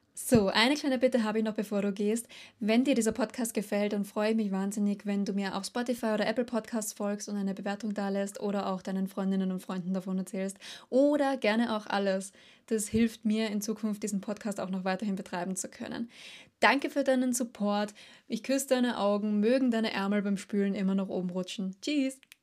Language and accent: German; Austria; für mich als Österreicherin